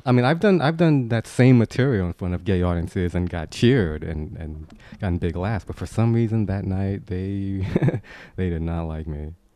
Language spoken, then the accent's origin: English; New York City, New York, United States; I grew up in Queens, New York